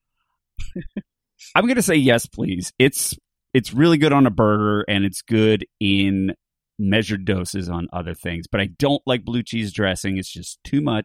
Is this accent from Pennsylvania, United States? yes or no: yes; Philadelphia, Pennsylvania, United States; as a Philadelphian